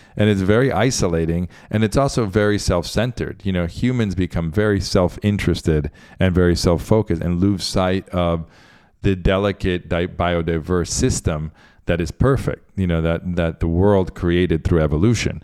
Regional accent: Central Florida, United States; also born or lived in Argentina; now in Miami, United States; I grew up in Central Florida at the ashram

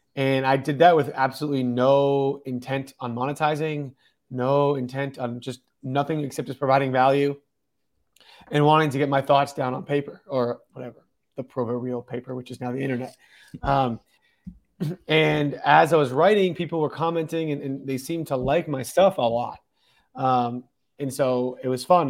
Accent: Massachusetts, United States; moved away as an adult; also born or lived in California / Colorado; now in Denver, United States; originally I'm from Massachusetts. Um, born, raised there.

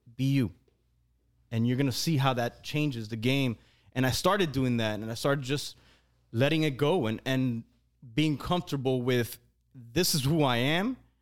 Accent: Hialeah, Florida, United States; we all come from the same place.

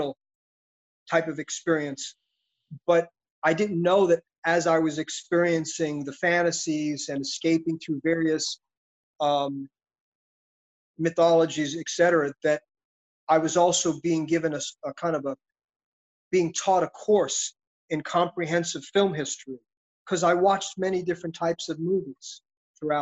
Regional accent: New York City, New York, United States; I grew up in Brooklyn, New York City.

